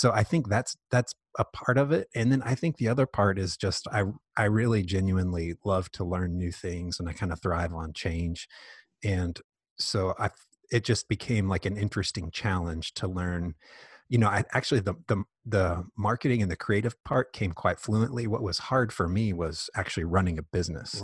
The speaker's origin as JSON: {"language": "English", "town": "Indianapolis", "region": "Indiana", "country": "United States", "tie": "born or raised there", "also_born_or_lived": "Dallas, Texas", "moved": "as an adult", "lives_now": "Lexington, United States", "said": "I grew up mainly in Indianapolis"}